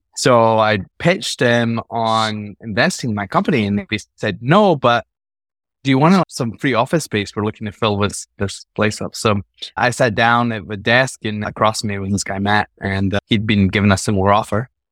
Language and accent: English; Scotland, United Kingdom; I was born in Scotland, grew up there